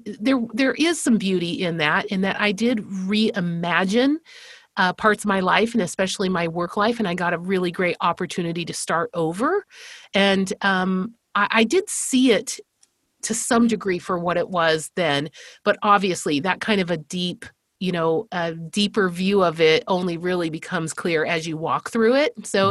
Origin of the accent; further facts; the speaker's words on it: Spain; I grew up in Spain. I am the fifth of five girls, and I'm from a missionary family.